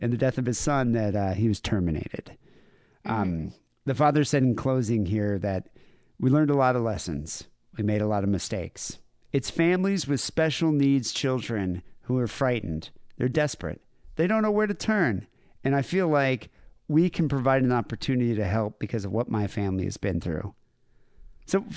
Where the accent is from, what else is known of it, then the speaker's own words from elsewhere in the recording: Cape Town, Western Cape, South Africa; moved away; Growing up in South Africa, like in Cape Town and all that, we'd always go to the chippy